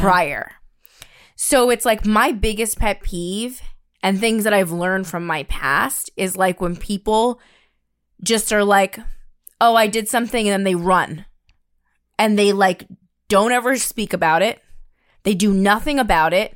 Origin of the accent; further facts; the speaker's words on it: New York, United States; growing up in New York